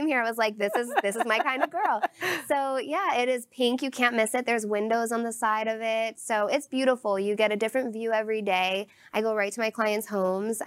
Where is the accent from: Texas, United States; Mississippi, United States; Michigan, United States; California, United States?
Texas, United States; Irving; moved away; also born or lived in Connecticut; I'm originally from here. So I was born in Irving